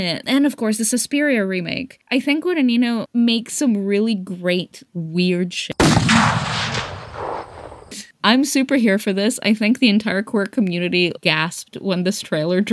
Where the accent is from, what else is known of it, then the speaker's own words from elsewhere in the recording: Greece; moved away; because I grew up in Greece